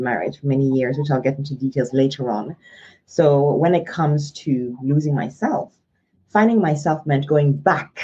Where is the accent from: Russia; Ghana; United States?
Ghana; My childhood, when I was born and raised in Ghana, was a very colorful, vibrant one